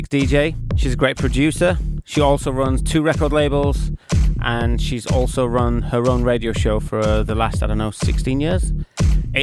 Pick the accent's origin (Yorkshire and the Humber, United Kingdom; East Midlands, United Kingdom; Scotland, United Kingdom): Yorkshire and the Humber, United Kingdom; accent: North England; I'm a Yorkshireman, so it's a North